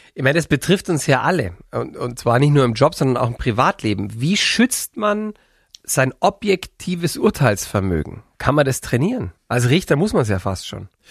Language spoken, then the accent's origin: German; Swabia, Bavaria, Germany; accent: Allgäuerisch; Ich bin Schwabe